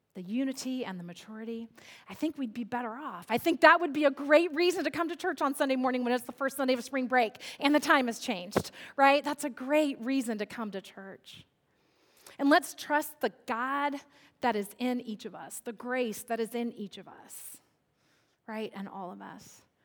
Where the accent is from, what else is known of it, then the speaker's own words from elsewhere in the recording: Central California, United States; I grew up in Central California where it is virtually a desert